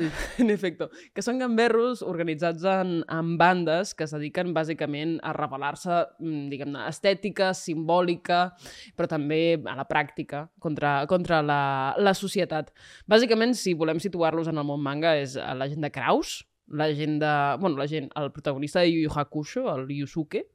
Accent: Calella, Catalonia, Spain; jo vinc de Calella de la Costa

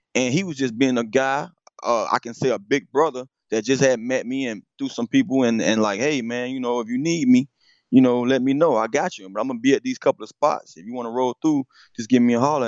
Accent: Miami, Florida, United States; I'm from Miami

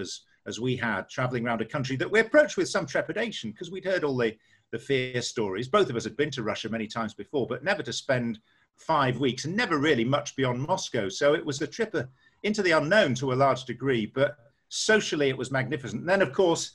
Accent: York, Yorkshire and the Humber, United Kingdom; moved away; also born or lived in Harrogate; So I'm really a product of York.

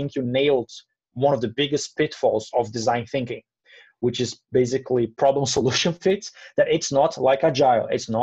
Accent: Brazil; I'm from Brazil

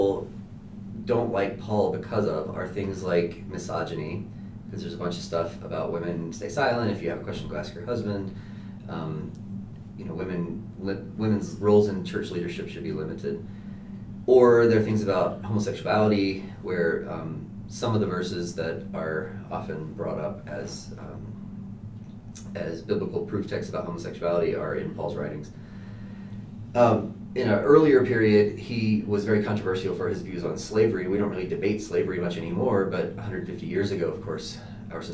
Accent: Walnut Cove, North Carolina, United States; moved away as an adult; also born or lived in Colorado; now in Denver, United States; I am from North Carolina, a very, very small town in North Carolina, called Walnut Cove

